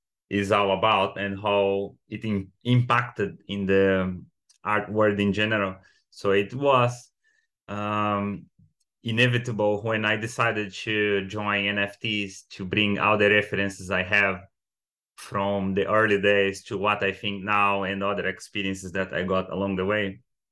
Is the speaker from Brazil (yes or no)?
yes; Brazil; now in London, United Kingdom; I'm 31 and I moved from Brazil few countries before I get to London where I'm based now